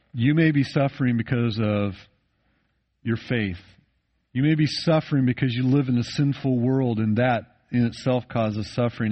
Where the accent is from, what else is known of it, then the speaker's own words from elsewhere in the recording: United States; I grew up in the United States of America